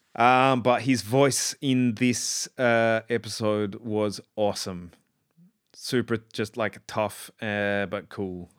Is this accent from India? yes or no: no; South Australia, Australia; I grew up in South Australia